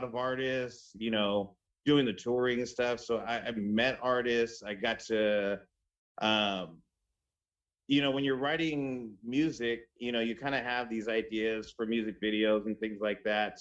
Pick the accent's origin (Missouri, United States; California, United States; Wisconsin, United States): California, United States; Bakersfield; moved away as an adult; now in Los Angeles, United States; I grew up in Bakersfield